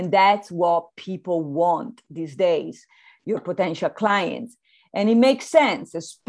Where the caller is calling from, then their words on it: Santa Barbara, California, United States; Well, I'm connecting from Santa Barbara by the zoo.